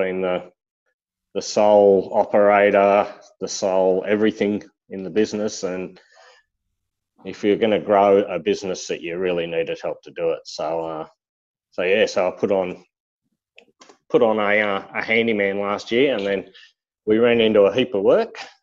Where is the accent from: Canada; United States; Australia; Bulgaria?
Australia; Blue Mountains, west of Sydney, New South Wales; moved away as an adult; now in Queensland, Australia; I'm originally from the Blue Mountains, west of Sydney